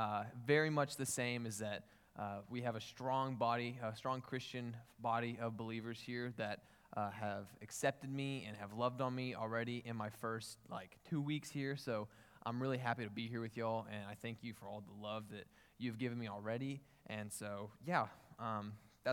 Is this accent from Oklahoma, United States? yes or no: yes; Newcastle, Oklahoma, United States; moved away as an adult; now in Houston, United States; I'm from Newcastle, Oklahoma